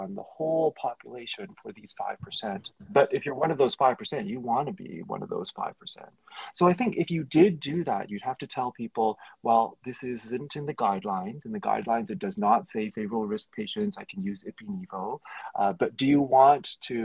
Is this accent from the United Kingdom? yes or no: no; Canada; I'm Canadian.